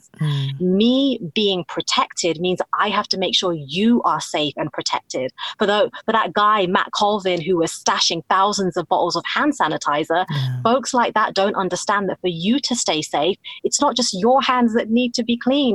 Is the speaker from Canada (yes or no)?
no; United Kingdom; now in United States; I'm talking as a Muslim woman of Indian origin, and I'm British, obviously living in the United States